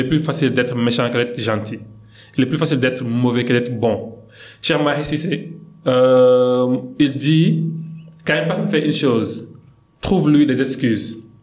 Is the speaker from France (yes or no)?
no; Guédiawaye, Dakar, Senegal; French is a second language; je suis né et grandi à Guédiawaï